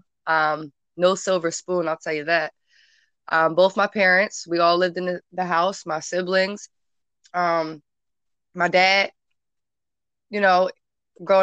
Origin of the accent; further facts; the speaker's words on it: Somers Point, New Jersey, United States; I grew up in Summers Point, a little ass town in Summers Point